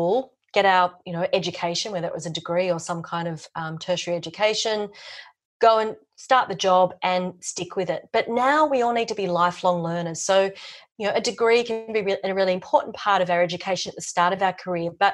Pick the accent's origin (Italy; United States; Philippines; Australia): Australia; Sydney, New South Wales; moved away as an adult; now in Melbourne, Australia; I was from Sydney